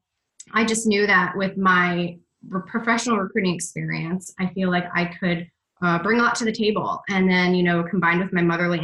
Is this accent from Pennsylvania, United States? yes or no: no; Michigan, United States; also born or lived in Atlanta, Georgia; now in Boston, United States; I grew up in Michigan, and then I was in Atlanta for about 13 years, and then about 3 years ago, I moved to Boston